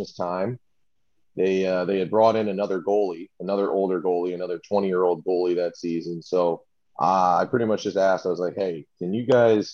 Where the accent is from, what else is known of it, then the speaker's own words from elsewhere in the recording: St. Louis, Missouri, United States; growing up in St. Louis, my family, we were big Blues fans.